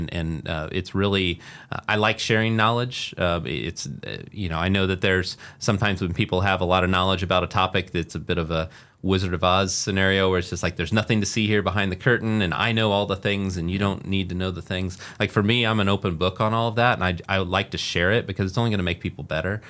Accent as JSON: {"language": "English", "town": "Muncie", "region": "Indiana", "country": "United States", "tie": "born or raised there", "also_born_or_lived": "Las Vegas, Nevada / Carmel, Indiana / Fishers, Indiana", "said": "I grew up in Muncie, Indiana and then lived in Las Vegas and then, uh, also, uh, back here in, in the, uh, Carmel area and, and Fishers."}